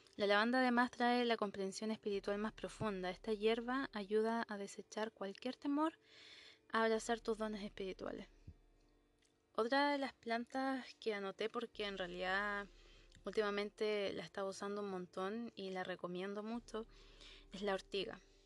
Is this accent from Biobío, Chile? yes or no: yes; Concepción, Biobío, Chile; Yo soy de Concepción